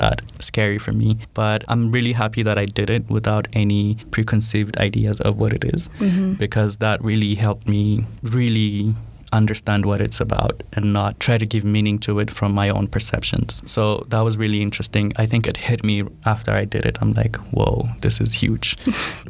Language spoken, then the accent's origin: English; Addis Ababa, Ethiopia; Born and raised in Addis.